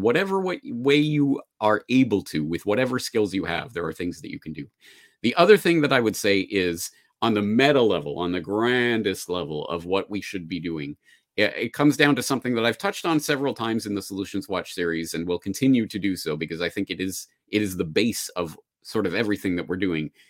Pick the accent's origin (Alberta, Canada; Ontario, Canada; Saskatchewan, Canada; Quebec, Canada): Alberta, Canada; Calgary; now in Japan; my hometown of Calgary